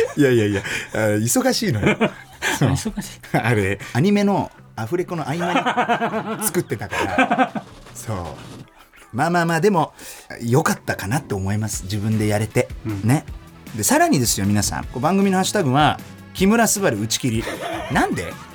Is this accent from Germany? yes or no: yes; Germany; 1990年6月29日ドイツ生まれの30歳